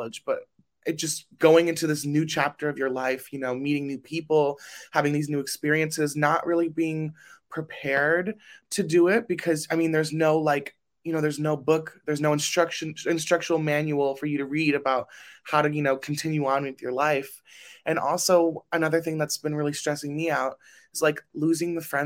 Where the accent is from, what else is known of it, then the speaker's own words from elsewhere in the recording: Burbank, California, United States; I am from Burbank, California